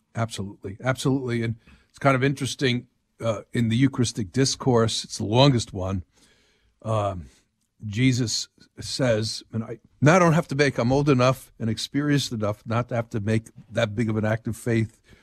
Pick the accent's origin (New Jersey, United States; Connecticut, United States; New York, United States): New Jersey, United States; moved away; I'm from New Jersey